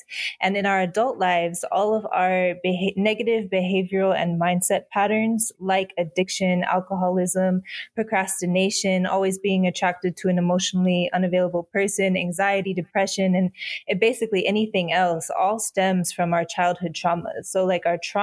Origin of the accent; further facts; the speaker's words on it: Fenton, Michigan, United States; I was born in Fenton, Michigan, which is like a suburb of Flint, Michigan.